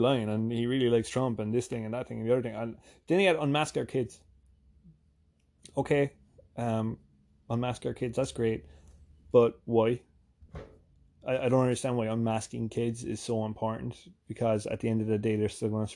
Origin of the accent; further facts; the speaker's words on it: Ireland; moved away as an adult; now in New Jersey, United States; I'm from Ireland